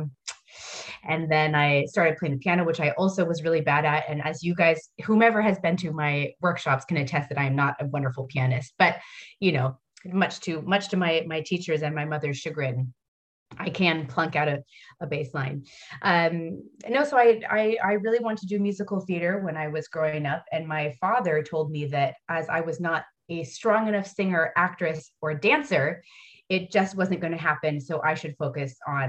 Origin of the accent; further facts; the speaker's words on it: United States; moved away as an adult; now in Paris, France; being American